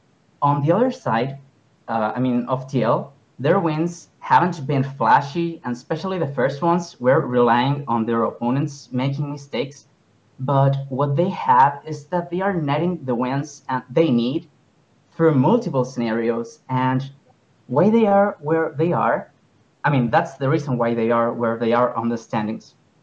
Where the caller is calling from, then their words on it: Viña del Mar, Valparaíso, Chile; I am calling from Viña del Mar, from the country of Chile, to be more specific.